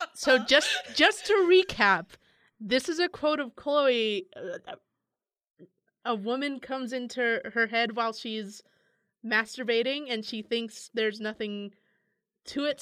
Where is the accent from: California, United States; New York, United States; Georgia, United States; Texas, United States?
California, United States; San Francisco; I'm from San Francisco